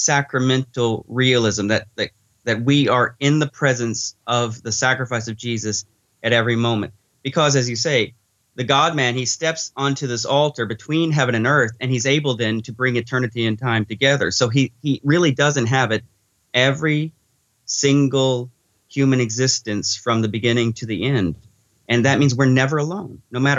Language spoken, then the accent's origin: English; Arkansas, United States; So I was raised a Baptist in Arkansas.